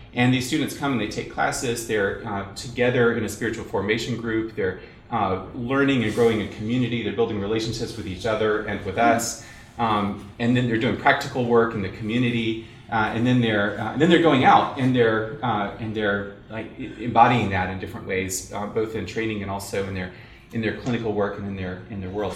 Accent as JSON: {"language": "English", "region": "South Carolina", "country": "United States", "tie": "born or raised there", "said": "I grew up in South Carolina"}